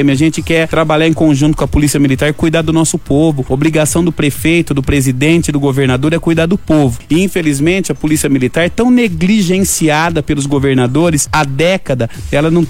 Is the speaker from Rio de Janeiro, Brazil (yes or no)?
no; Lençóis Paulista, São Paulo, Brazil; born there; eu adoro estar prefeito na terra onde eu nasci.